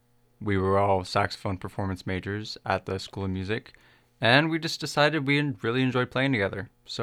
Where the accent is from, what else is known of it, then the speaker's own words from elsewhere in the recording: Cincinnati, Ohio, United States; I'm the soprano saxophonist of the Blue Quartet, and I grew up in Cincinnati, Ohio.